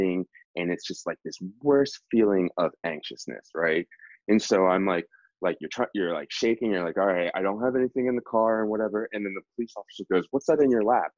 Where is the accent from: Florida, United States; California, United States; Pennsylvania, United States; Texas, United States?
Pennsylvania, United States; outside of Philadelphia; I grew up outside of Philly